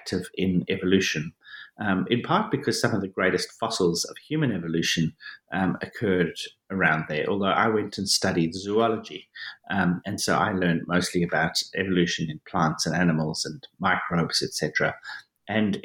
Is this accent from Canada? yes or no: no; Johannesburg, Gauteng, South Africa; I was born and I grew up in South Africa, in Johannesburg, South Africa.